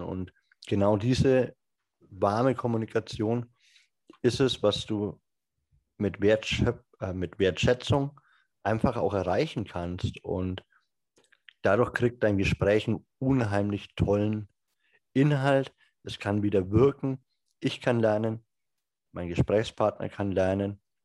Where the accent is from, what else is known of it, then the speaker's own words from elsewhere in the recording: Franconia, Bavaria, Germany; Ich komme ja aus Franken